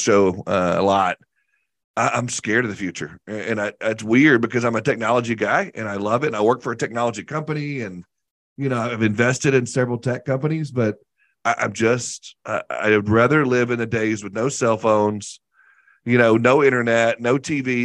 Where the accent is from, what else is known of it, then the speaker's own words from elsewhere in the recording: the South, United States; I grew up in the South where we fry everything.